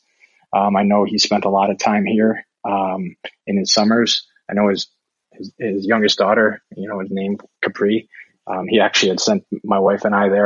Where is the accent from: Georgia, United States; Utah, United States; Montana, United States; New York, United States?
New York, United States; Buffalo; moved away as an adult; now in Italy; Growing up in the Buffalo area